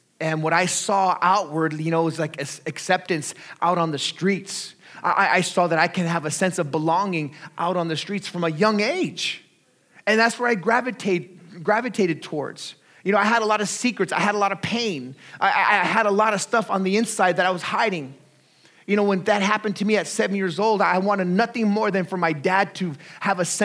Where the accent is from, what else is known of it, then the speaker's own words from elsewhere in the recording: Artesia, California, United States; I grew up in Southeast Los Angeles County in a little city called Artesia